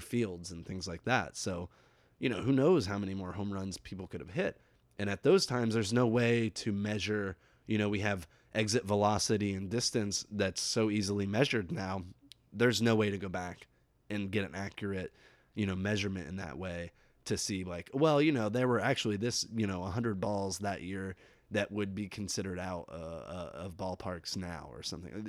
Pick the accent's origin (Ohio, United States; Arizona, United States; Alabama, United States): Ohio, United States; near Saint Henry; twenty or so miles from my hometown